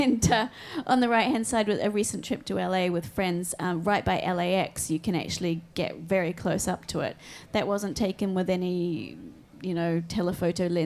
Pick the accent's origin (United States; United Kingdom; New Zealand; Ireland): New Zealand; Growing up in New Zealand